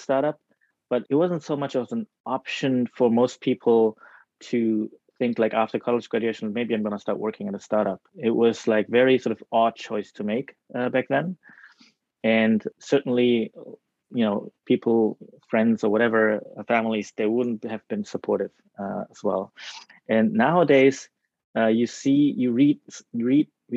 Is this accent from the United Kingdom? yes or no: no; Germany; moved away as an adult; also born or lived in Tokyo, Japan / Netherlands; now in Japan; I was born in Tokyo, but I was raised in Germany. We went to Germany before I even turned 1 year old. Stayed there until high school graduation, almost 20 years